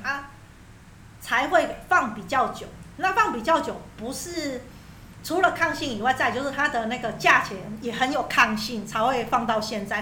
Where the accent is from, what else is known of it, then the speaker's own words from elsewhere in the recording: Taiwan; 我们台湾人都很担心说，我一直租房子